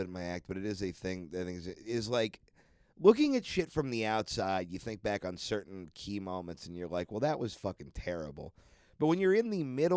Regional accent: Orange County, California, United States; I grew up much again in Orange County, which is a very white place

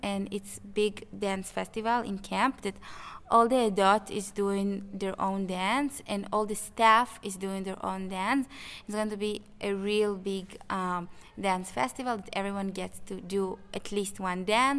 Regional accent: Israel; We're from Israel.

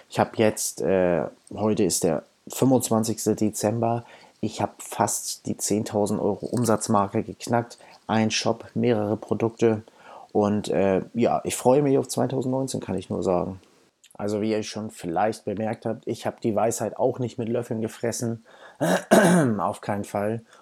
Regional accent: Hamburg, Germany; Ich komme aus Hamburg, bin 28 Jahre alt

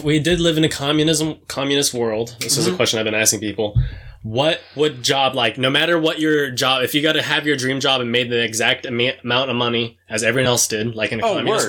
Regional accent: New Mexico, United States; Dude, I grew up in New Mexico.

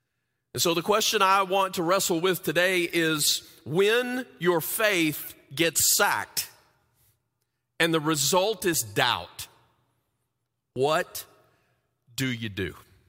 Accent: the South, United States; moved away; When we moved to the Midwest like 26 years ago, we came from the South.

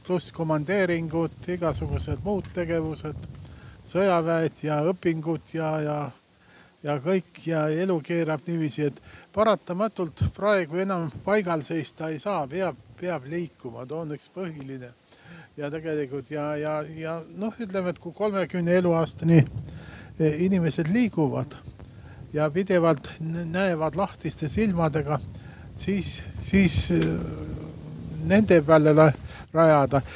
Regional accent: Põlva, Põlva County, Estonia; now in Tartu, Estonia; ma olen ka Põlvast pärit ja, ja suurem osa nüüd pool elu Tartus elanud

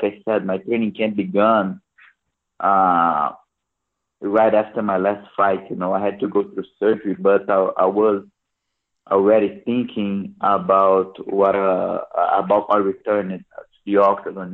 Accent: Brasília, Federal District, Brazil; It's my hometown. Is my birth town

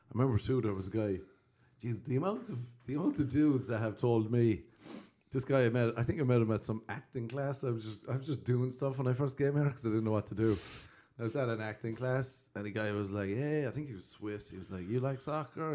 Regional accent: Cork, Munster, Ireland; I'm from Cork

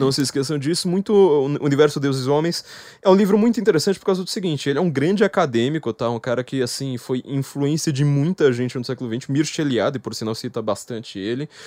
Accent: São Paulo, Brazil; eu, como paulista

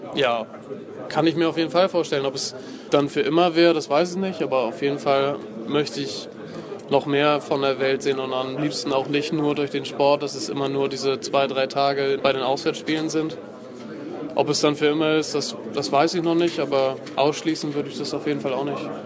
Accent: Kiel, Schleswig-Holstein, Germany; ich bin jetzt, glaube ich, der erste Kieler

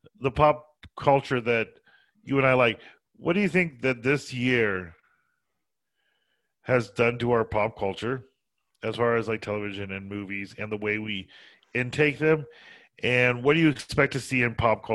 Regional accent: Colorado, United States; also born or lived in New Jersey / the South; We grew up in Colorado

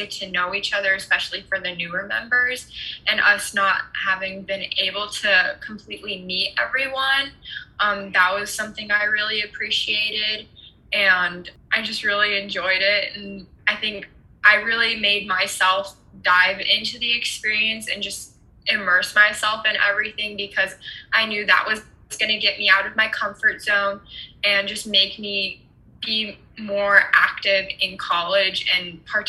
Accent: Germany; I was born and raised in Germany, and so I grew up speaking German and English at the same time.

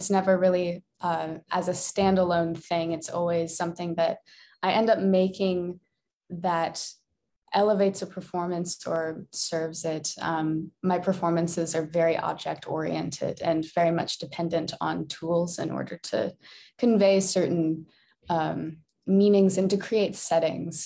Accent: Iowa, United States; moved away as an adult; also born or lived in Minnesota; now in Madison, United States; I was born in Minnesota, but I lived the longest in Iowa

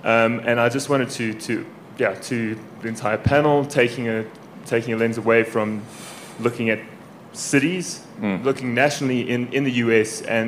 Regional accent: South Africa; moved away; I work for a program of the Aspen Institute called AMP Health. I'm originally from South Africa.

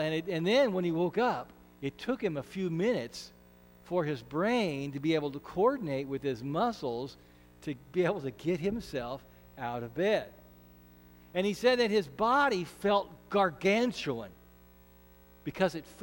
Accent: Ashland, Nebraska, United States; We're both from Ashland, so we knew each other from Little League Baseball and high school band.

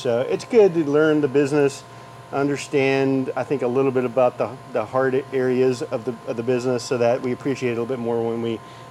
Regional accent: Houston, Texas, United States; also born or lived in San Antonio, Texas; now in Austin, United States; I'm a native Texan. I was born in San Antonio, grew up in Houston. I live in Austin for the last, you know, 15 years or so, so I'm growing deep roots down here.

